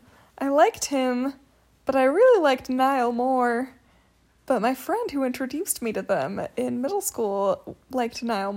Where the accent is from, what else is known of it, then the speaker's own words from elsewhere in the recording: South Africa; I had on there that I was from South Africa.